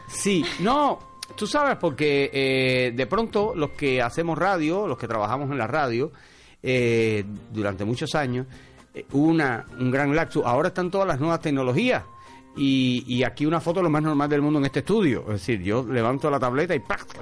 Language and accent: Spanish; Cuba; hacemos los cubanos